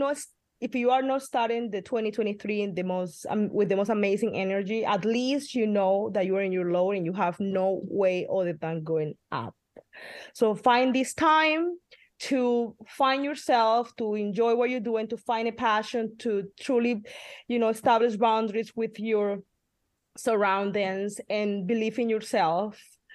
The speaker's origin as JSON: {"language": "English", "region": "Midwest", "country": "United States", "lives_now": "California, United States", "said": "And we came from the Midwest to like buckets of rain here in California"}